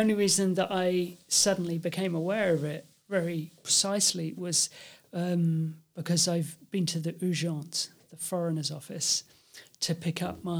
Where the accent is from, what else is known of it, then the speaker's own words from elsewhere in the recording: United Kingdom; And of course, being British, I'm now not an EU citizen, so suddenly I had to get one.